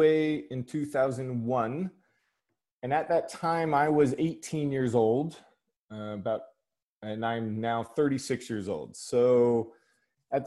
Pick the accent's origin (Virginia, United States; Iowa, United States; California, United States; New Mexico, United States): California, United States; Burbank; accent: American; moved away as an adult; also born or lived in England; now in London, United Kingdom; I was born in Burbank, California, and I have two British parents